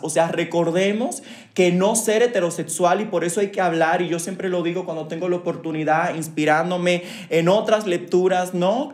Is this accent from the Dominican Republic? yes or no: yes; Dominican Republic; moved away; soy de República Dominicana, soy una persona migrante